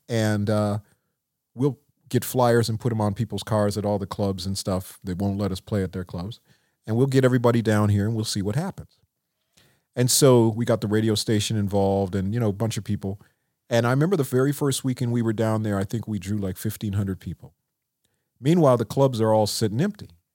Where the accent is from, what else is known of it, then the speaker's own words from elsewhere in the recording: Minneapolis, Minnesota, United States; growing up in Minneapolis